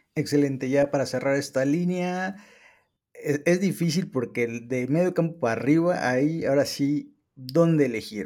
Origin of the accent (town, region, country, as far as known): Mexico